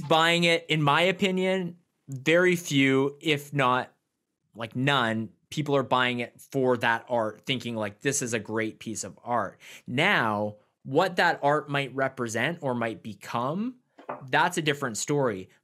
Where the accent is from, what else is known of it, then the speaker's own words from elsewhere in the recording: Canada; I'm from Canada